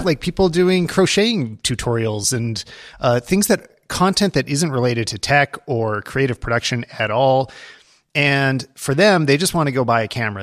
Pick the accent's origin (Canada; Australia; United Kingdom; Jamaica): Canada; as a Canadian